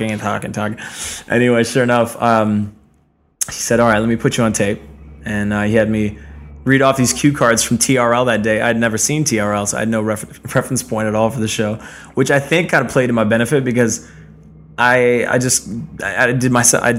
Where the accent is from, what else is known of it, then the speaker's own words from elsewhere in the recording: Ottawa, Ontario, Canada; moved away as an adult; also born or lived in New York City; Ottawa, where I grew up in my hometown